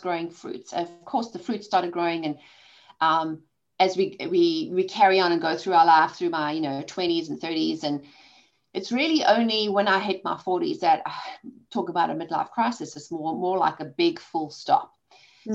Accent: South Africa; accent: South African; moved away; I've got a South African accent. I was born and raised in South Africa

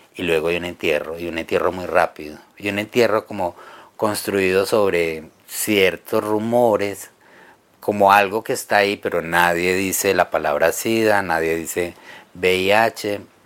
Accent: Caldas, Antioquia, Colombia; yo soy de, de Caldas, Antioquia, pues al suroeste de Medellín

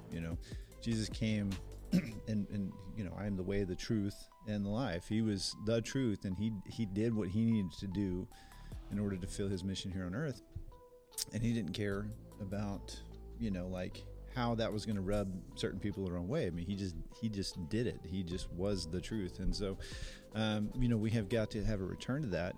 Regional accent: United States; as especially as American Christians

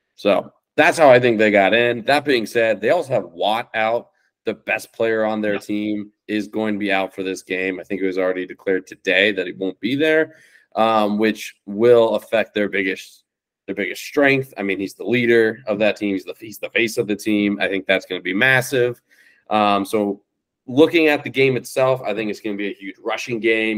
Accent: Cincinnati, Ohio, United States; proudly born and raised in Cincinnati

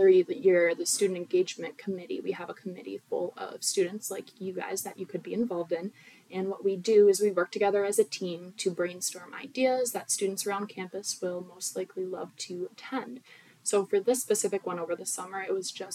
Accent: Orchard Park, New York, United States; I'm from Orchard Park, New York.

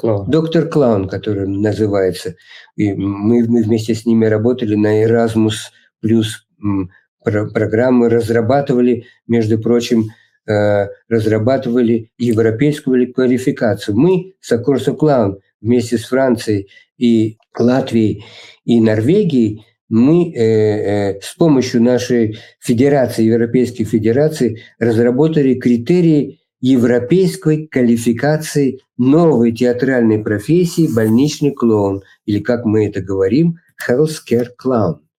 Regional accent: Russia; moved away as an adult; also born or lived in New York, United States; now in Italy; все мы, кто родились в России и прожили там некоторое время

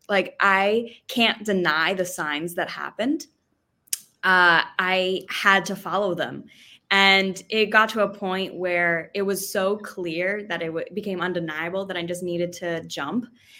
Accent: Boston, Massachusetts, United States; Boston. I'm from Boston. Okay. From the Boston. US.

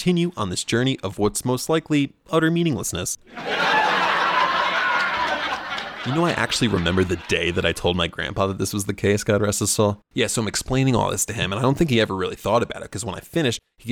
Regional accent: New Jersey, United States; I'm from New Jersey

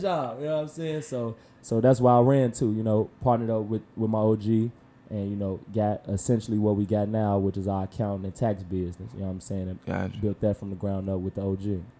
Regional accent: Chicago, Illinois, United States; also born or lived in Normal, Alabama; I'm from Chicago

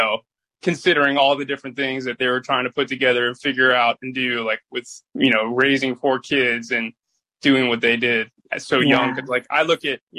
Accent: Boca Raton, Florida, United States; also born or lived in Clearwater Beach, Florida; So grew up in Boca Raton, Delray Beach area

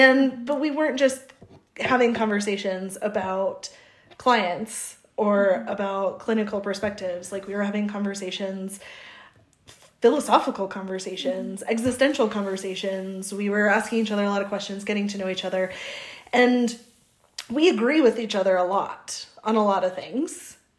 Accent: South Dakota, United States; I'm originally from the Midwest, South Dakota, and so you'll probably hear my O's or my A's.

